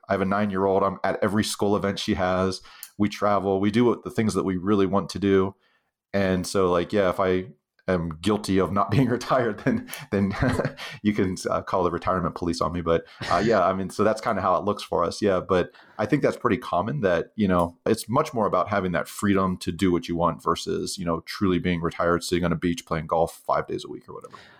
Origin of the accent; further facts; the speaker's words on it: Western Pennsylvania, United States; moved away as an adult; now in Utah, United States; I grew up actually in Western Pennsylvania, uh, in a little kind of depressed steel town